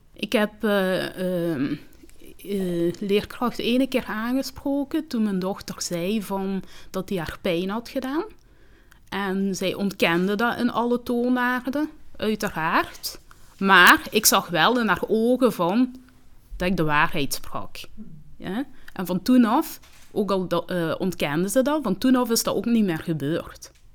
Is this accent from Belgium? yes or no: yes; Limburg, Flanders, Belgium; accent: Limburgish; Dutch is a second language; also born or lived in Rwanda; ik kom uit Rwanda. En, ehm, ik ben van mijn zes jaar hier. En dan, ehm, ja, ik heb heel snel Nederlands geleerd. Als je jonger bent, dus dat wel makkelijker ehm, om Nederlands te leren. ja, dus ik heb een Limburgs accent